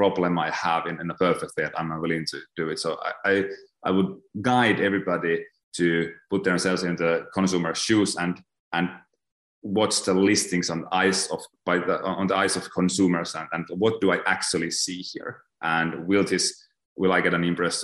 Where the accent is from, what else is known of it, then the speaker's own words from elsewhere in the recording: Finland; moved away as an adult; also born or lived in Tampere, Finland / Mexico; now in Thailand; So I'm born in Finland, in Northern Europe, in like a really small town that has 32,000 people or something like that. And from there, I then moved to Tampere, which is the second biggest city in Finland.